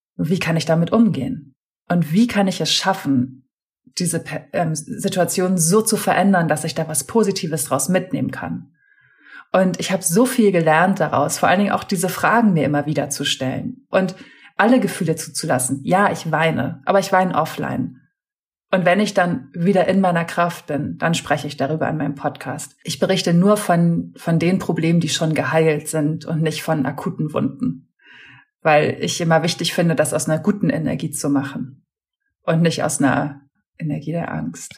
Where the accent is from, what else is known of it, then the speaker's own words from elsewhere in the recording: Hamburg, Germany; moved away as an adult; also born or lived in Berlin; ich komme gebürtig aus Hamburg, habe zu der Zeit auch in Hamburg gewohnt